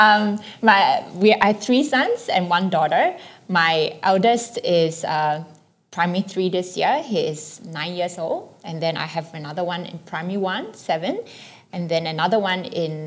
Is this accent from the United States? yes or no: no; Singapore; also born or lived in Hong Kong; I was born in Hong Kong, and in my early childhood, my mom was working, and I was taken care of by my aunt. But when my whole family migrated to Singapore when I was 7